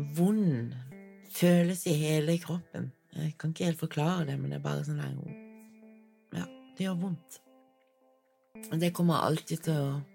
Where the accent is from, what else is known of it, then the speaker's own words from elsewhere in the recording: Kristiansand, Agder, Norway; Jeg har vokst opp i Kristiansand